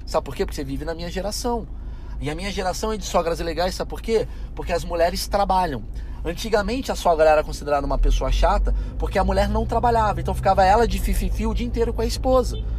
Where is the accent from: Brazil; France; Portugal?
Brazil; eu sou latino, moro no Brasil